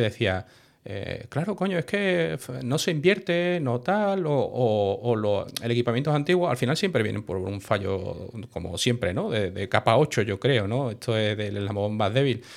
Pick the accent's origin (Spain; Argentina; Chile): Spain; Seville, Andalusia; moved away as an adult; yo soy sevillano, ¿vale? Lo que pasa que yo, bueno, me fui de mi casa a los 18 y cuando vine ya no, ya no seguí viviendo en Sevilla